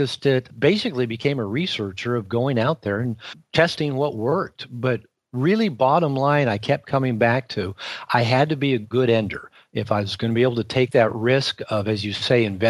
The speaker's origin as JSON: {"language": "English", "town": "Seattle", "region": "Washington", "country": "United States", "tie": "born or raised there", "also_born_or_lived": "Puerto Vallarta, Mexico", "said": "I live half the year in Seattle, Washington in the summer, which is my hometown. It's where I grew up"}